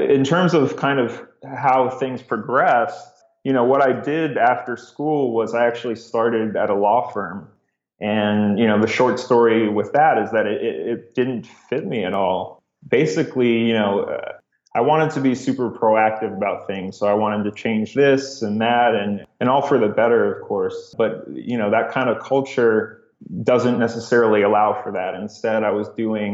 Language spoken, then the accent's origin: English; Cleveland, Ohio, United States; moved away as an adult; also born or lived in Rochester, New York; I'm originally from Cleveland, Ohio